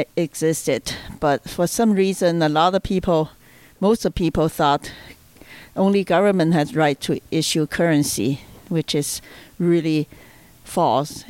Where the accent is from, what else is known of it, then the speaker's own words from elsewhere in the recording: China; moved away; I'm from China.